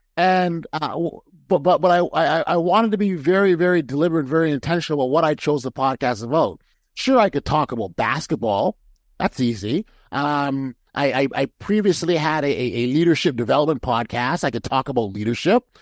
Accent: Toronto, Ontario, Canada; I'm a Toronto guy, and so I support my hometown Raptors

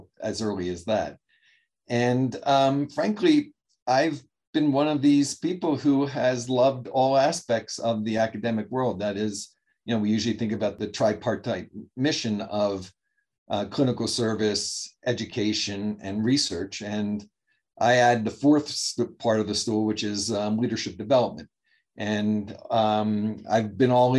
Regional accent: Baltimore, Maryland, United States; moved away as an adult; also born or lived in Ann Arbor; I'm originally from Baltimore. I'm one of the few Johns Hopkins faculty who actually considers Baltimore their hometown.

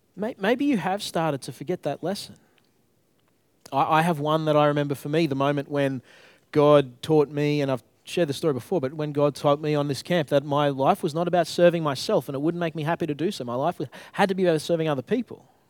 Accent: Queensland, Australia; moved away as an adult; now in Tasmania, Australia; I grew up in Queensland

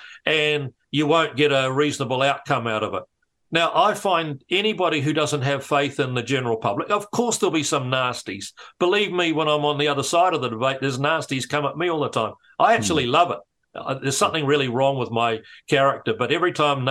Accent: Matamata, Waikato, New Zealand; I grew up in Matamata

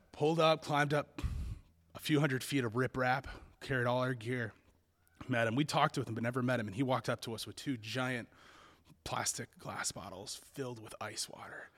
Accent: Kentucky, United States; my home state of Kentucky

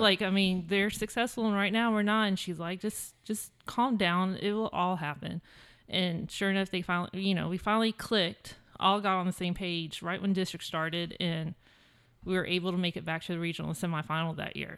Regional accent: San Antonio, Texas, United States; also born or lived in Virginia; I grew up in San Antonio, um, well, majority of my life. My dad was in the military, so we moved once to Virginia, but then pretty much we're San Antonio the rest of my life

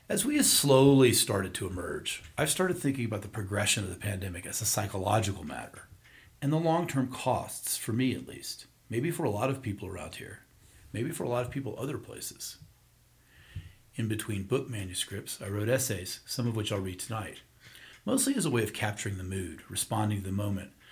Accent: the South, United States; as a kid growing up in the South

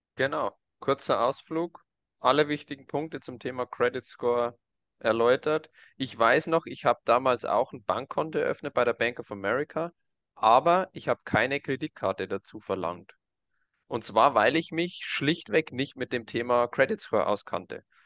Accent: Germany; bei uns in Deutschland

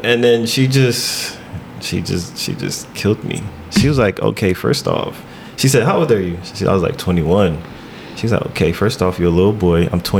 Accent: Irvington, New Jersey, United States; Yeah, Irvington.

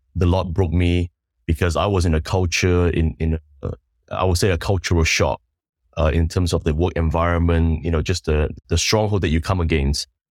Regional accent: New Zealand; moved away as an adult; also born or lived in Sandakan, Sabah, Malaysia; now in Singapore; we moved to New Zealand when I was about maybe nine years old. And, uh, so I grew up in New Zealand for about twenty-plus

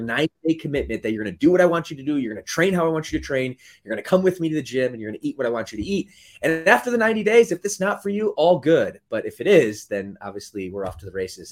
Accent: Michigan, United States; moved away as an adult; also born or lived in Midwest; now in Southern California, United States; I grew up, the later part of my childhood in the state of Michigan where she was from.

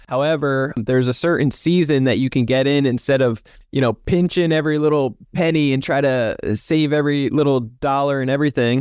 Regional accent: New Jersey, United States; now in San Diego, United States; I'm from New Jersey originally

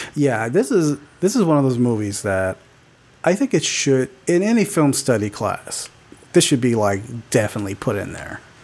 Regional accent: Fontana, California, United States; I grew up in Fontana.

